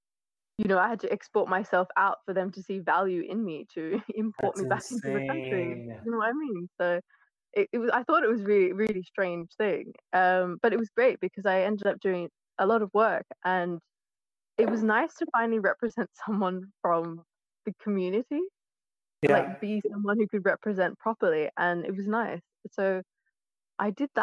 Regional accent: Australia; moved away as an adult; also born or lived in London / Oxford; now in United Kingdom; I was born in Australia

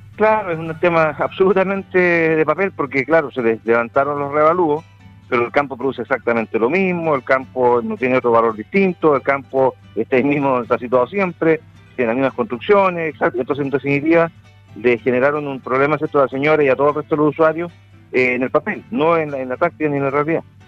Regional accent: Chile

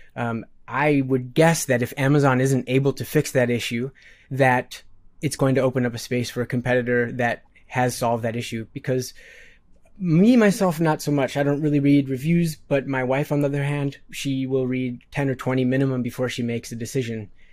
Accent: Midwest, United States; born and raised in the Midwest

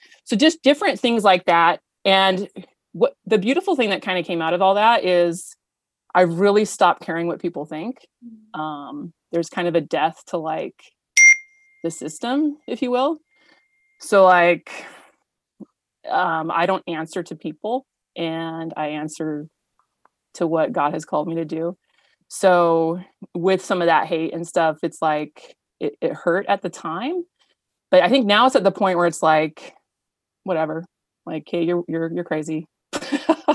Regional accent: Paradise, California, United States; also born or lived in Nevada / Santa Rosa, California; now in Auburn, United States; I grew up in Paradise, California

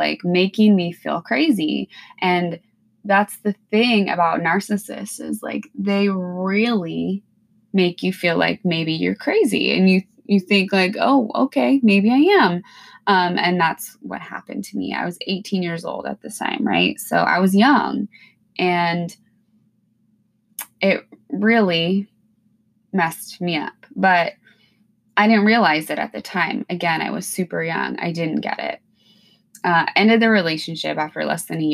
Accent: Washington, United States; moved away as an adult; now in Alaska, United States; I'm originally from Washington State. I grew up in a small town

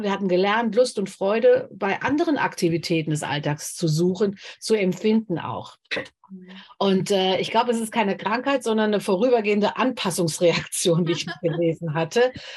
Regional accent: Germany; hier bei uns in Deutschland

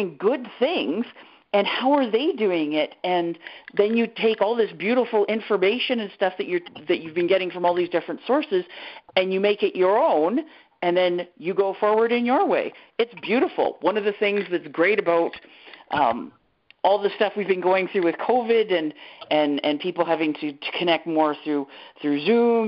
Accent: Canada; I'm Canadian.

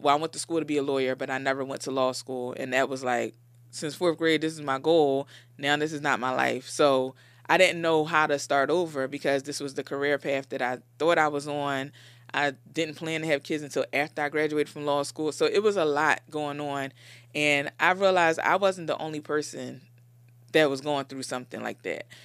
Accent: Philadelphia, Pennsylvania, United States; I grew up in Philly, born and raised in Philly, in Logan.

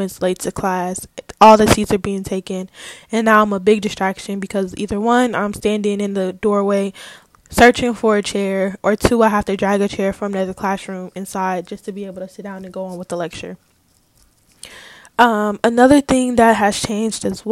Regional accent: California, United States; moved away as an adult; also born or lived in Atlanta, Georgia; I go to school in Atlanta and I'm from California

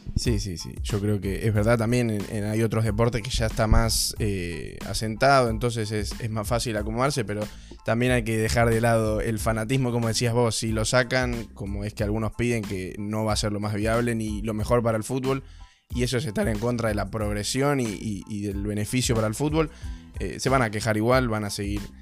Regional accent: Argentina; Siendo de Argentina

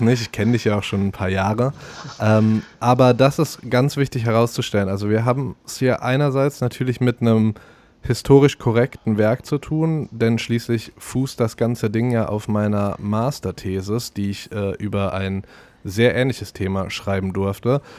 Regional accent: Morsbach, North Rhine-Westphalia, Germany; moved away; also born or lived in Cologne; in meiner alten Heimat Morsbach

